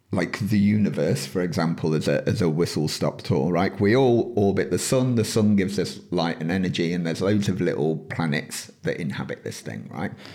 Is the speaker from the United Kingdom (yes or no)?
yes; United Kingdom; within this country, yes, we're British